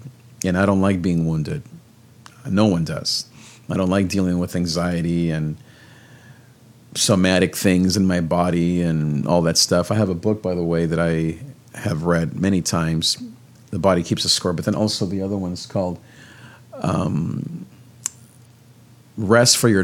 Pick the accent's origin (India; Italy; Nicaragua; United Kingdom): Nicaragua; I'm from Nicaragua